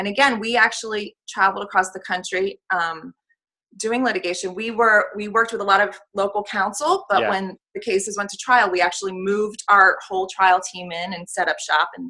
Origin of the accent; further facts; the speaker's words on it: Allentown, Pennsylvania, United States; moved away as an adult; also born or lived in Washington, D.C. / New York; now in Reading, United States; where I grew up in Allentown, Pennsylvania